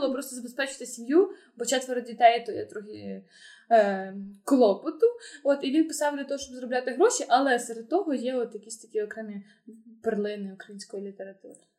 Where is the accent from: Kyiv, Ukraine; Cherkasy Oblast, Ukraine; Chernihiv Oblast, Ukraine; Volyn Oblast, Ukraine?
Volyn Oblast, Ukraine; Volodymyr; now in Lviv, Ukraine; Я просто виросла в Володимирі, де не було такого двіжу